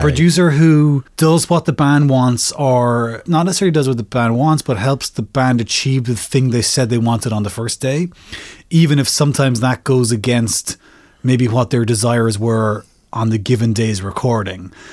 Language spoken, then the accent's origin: English; Ireland; as an Irish person